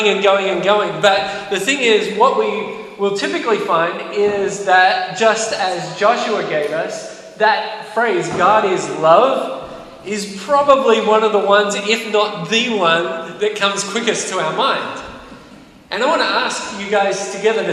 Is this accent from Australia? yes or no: yes; Australia; moved away; I'm from Australia.